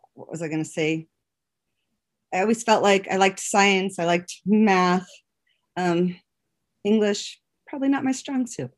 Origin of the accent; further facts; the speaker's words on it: Powell, Wyoming, United States; moved away as an adult; also born or lived in Laramie, Wyoming; I grew up in Powell